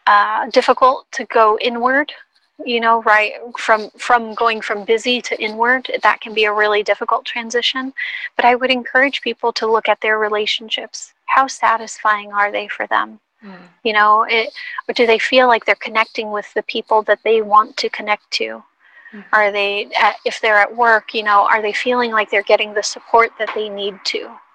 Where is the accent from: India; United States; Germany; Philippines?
Philippines; as a Filipina, I know that a big piece of our culture is to be collective.